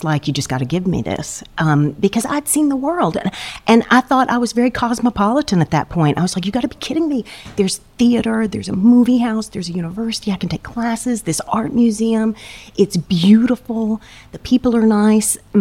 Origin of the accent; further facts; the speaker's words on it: Nashville, Tennessee, United States; moved away as an adult; also born or lived in Atlanta, Georgia; now in Princeton, United States; I was raised in Nashville